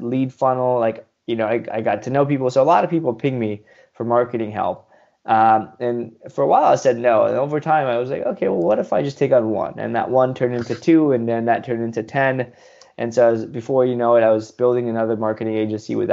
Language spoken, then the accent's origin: English; Southern California, United States; also born or lived in India; I grew up in Southern California, born in India. I came here as a baby